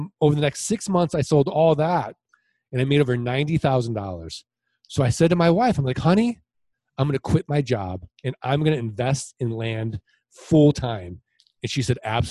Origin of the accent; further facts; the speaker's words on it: St. Louis, Missouri, United States; now in Arizona, United States; I'm originally from St. Louis, Missouri. I'm from the show me state.